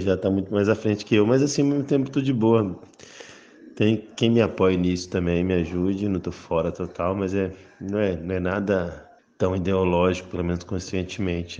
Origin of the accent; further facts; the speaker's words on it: Minas Gerais, Brazil; Eu sendo mineiro, sendo bom mineiro do interior